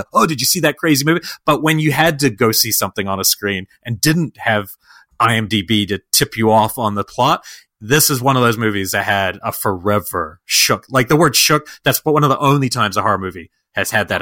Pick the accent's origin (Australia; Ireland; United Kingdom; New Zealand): New Zealand; When I was 21, I don't know, I was visiting from New Zealand